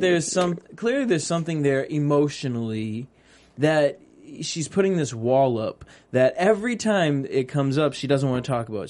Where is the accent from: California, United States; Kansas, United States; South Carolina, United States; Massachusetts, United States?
Massachusetts, United States; Cape Cod; I'm from Cape Cod